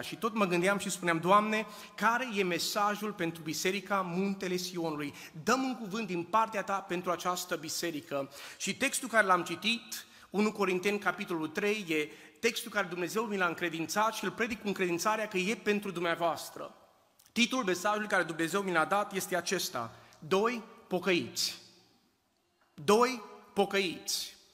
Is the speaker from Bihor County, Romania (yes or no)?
yes; Oradea, Bihor County, Romania; also born or lived in Husasău de Criș; now in United States; am plecat din România în 1989, am crescut în Oradea, am, am copilărit în Usasău de Criș